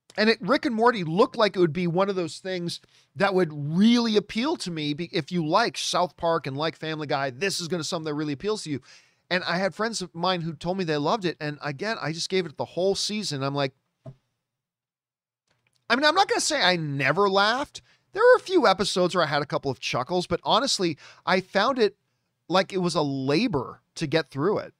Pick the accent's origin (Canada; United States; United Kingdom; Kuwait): Canada; Hamilton, Ontario; My hometown, Hamilton, Ontario, Canada, greatest city in the world